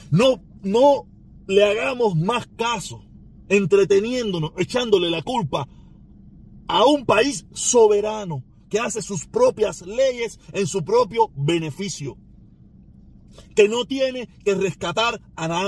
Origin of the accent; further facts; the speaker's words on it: Cuba; Y los únicos que la podemos cambiar somos los cubanos, pero los cubanos nos han manipulado, nos han engañado.